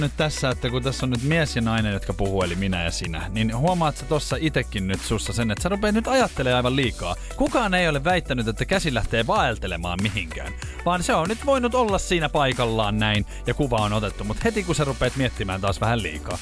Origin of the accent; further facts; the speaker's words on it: Espoo, Uusimaa, Finland; now in Helsinki, Finland; olla niinku sit espoolainen. Kato, sieltähän mä oon kotoisin